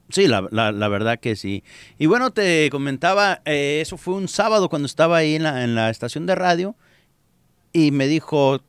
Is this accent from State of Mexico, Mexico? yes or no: no; Jalisco, Mexico; moved away as an adult; now in United States; me fui a, Jalisco